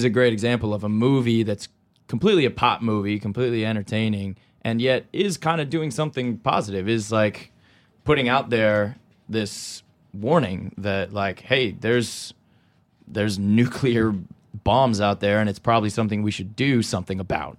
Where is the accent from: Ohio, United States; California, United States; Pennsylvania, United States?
California, United States; I'm from California.